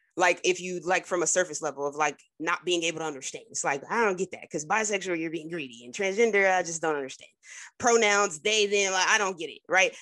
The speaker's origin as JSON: {"language": "English", "region": "New Jersey", "country": "United States", "said": "I'm from Jersey"}